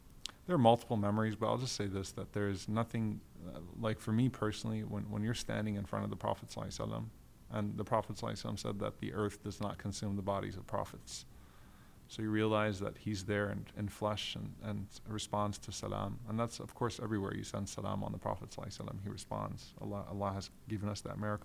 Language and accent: English; Guyana; I'm from Guyana.